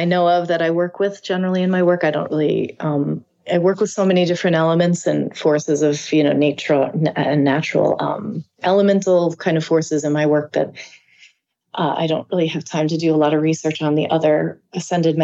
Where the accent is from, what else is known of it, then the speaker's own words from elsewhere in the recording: East Fishkill, New York, United States; this area where I grew up, which is called East Fishkill